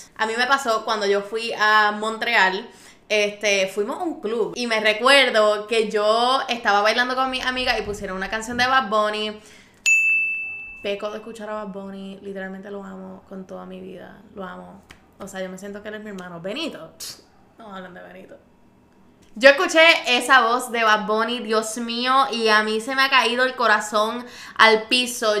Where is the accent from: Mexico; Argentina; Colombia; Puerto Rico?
Puerto Rico; moved away; also born or lived in Madrid; Yo soy de aquí. Yo soy de aquí un poco.